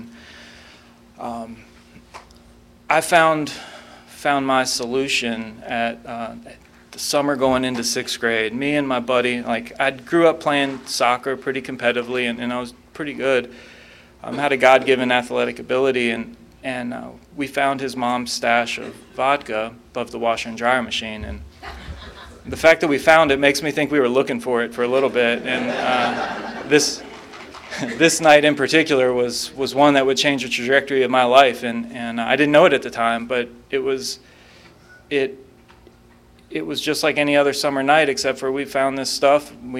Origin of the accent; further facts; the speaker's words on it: Raleigh, North Carolina, United States; I grew up in North Raleigh, and I moved around a lot when I was a kid, but when people ask me where I'm from, I tell them North Carolina, and I say it very proudly.